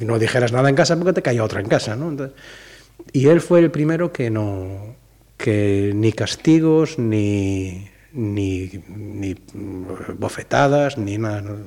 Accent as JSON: {"language": "Spanish", "town": "Salcedo", "region": "Galicia", "country": "Spain", "tie": "born or raised there", "said": "Yo nací en, Salcedo, en Arribal, porque mi, familia se fue de, de Amoreira"}